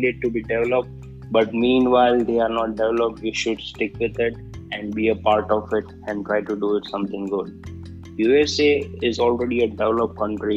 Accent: India; as an Indian, I always say I'm a proud Indian

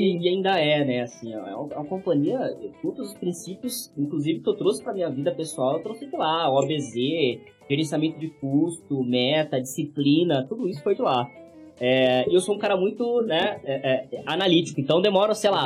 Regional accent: Guarulhos, São Paulo, Brazil; also born or lived in Franco da Rocha; sempre morei em Guarulhos, nasci em Franco da Roja

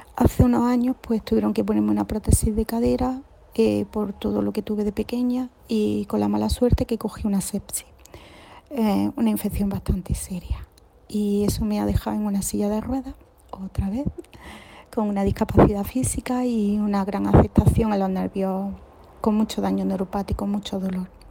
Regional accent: Granada, Andalusia, Spain; por el acento podéis ver que soy de Granada

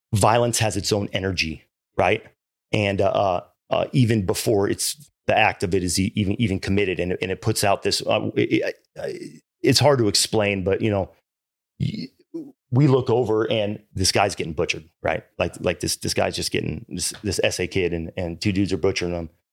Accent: Irvine, California, United States; also born or lived in Hawaii; I grew up in Irvine, man, and, and, uh, I was an only child

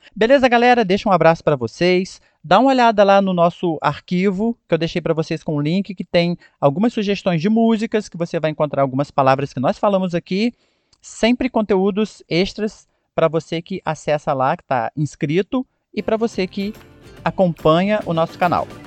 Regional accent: Brazil; nós, como brasileiros, falantes do português

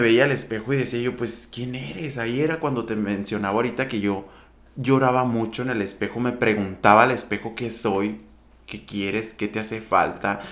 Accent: Empalme, Sonora, Mexico; moved away as an adult; now in Hermosillo, Mexico; De Empalme, Sonora. Originario de un ejido. Yo crecí en un ejido.

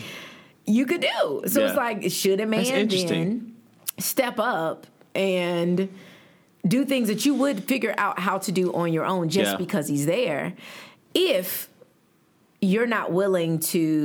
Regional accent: the South, United States; I'm from the South

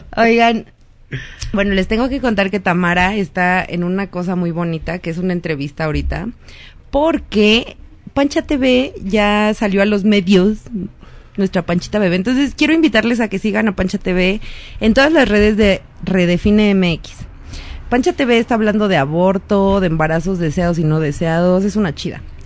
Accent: Mexico City, Mexico; crecí en GAM

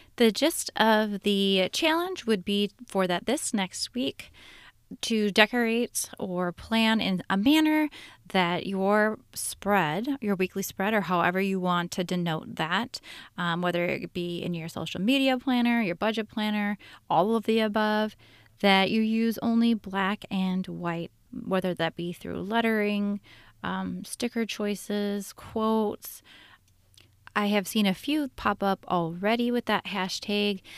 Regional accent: Minneapolis, Minnesota, United States; my hometown, my cities, the Twin Cities

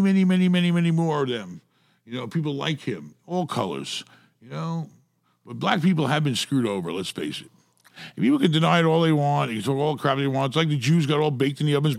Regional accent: New York City, New York, United States; I grew up in New York City

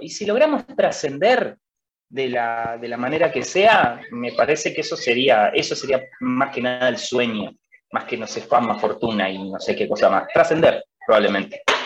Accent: Concordia, Entre Ríos, Argentina; somos todos de acá de, la ciudad de Concordia, nosotros somos de Entre Ríos

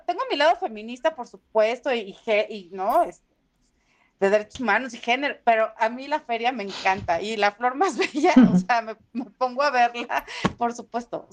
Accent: Villahermosa, Tabasco, Mexico; moved away; also born or lived in Huimanguillo; crecí en Villahermosa, pero soy de Huimanguillo

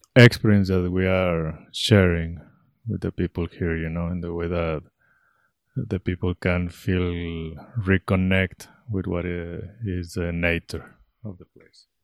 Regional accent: Guadalajara, Jalisco, Mexico; moved away as an adult; now in Ecuador; I am originally from Mexico, Guadalajara, Mexico.

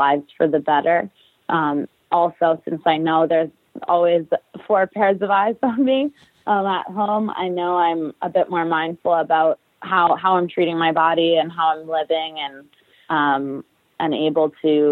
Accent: Winnipeg, Manitoba, Canada; moved away as an adult; now in New Jersey, United States; I'm heading back to my hometown, Winnipeg, Manitoba, for 3 months

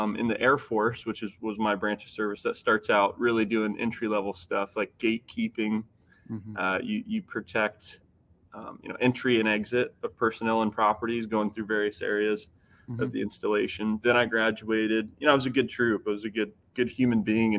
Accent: Midwest, United States; I grew up here in the Midwest

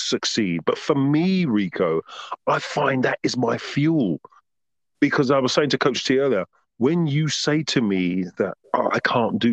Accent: London, United Kingdom; moved away as an adult; now in Margate, United Kingdom; growing up in Southwest London, Tooting, where I lived

